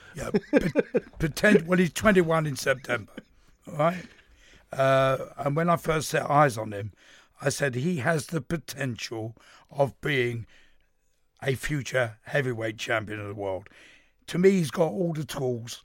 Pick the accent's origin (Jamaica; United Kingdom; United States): United Kingdom; London; I'm from East London.